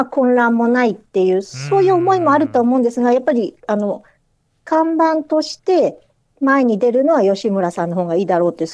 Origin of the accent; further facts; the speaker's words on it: Miyagi, Japan; あ私宮城県